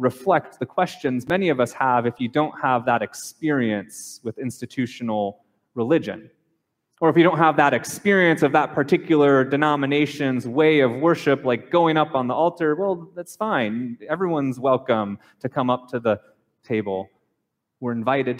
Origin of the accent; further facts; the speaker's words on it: Minnesota, United States; I grew up in Minnesota, so there was many Catholics that were there and many Lutherans